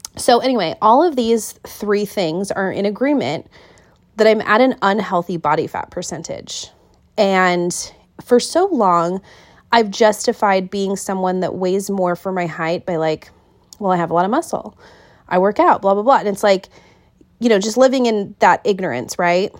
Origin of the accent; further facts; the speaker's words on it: Kent, Washington, United States; moved away as an adult; now in Wilmington, United States; I was born and raised in Kent.